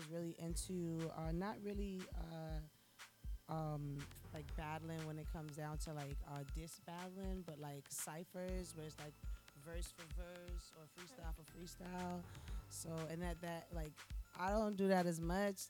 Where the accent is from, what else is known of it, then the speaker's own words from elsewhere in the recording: Miami, Florida, United States; I'm from the crib, I'm from Miami